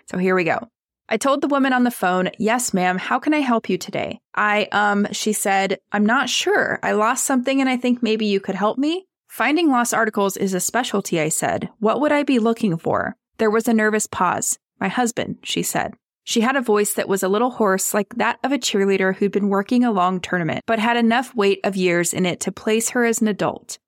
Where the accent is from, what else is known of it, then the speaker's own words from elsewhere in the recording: California, United States; I'm from California and I say the word gnarly, where my relatives in New York do not say that word.